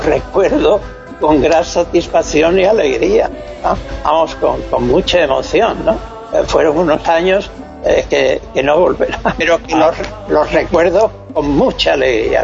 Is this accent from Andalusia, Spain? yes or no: no; Extremadura, Spain; moved away; also born or lived in Alcalá de Henares; yo he ido toda la vida a mi tierra, a mi casa